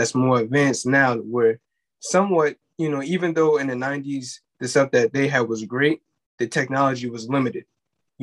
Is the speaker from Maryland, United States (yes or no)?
no; New York City, New York, United States; I'm from Crown Heights.